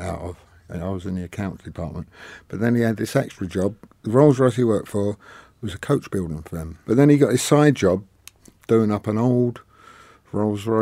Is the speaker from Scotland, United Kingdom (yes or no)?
no; London, United Kingdom; I'm from Kensal Green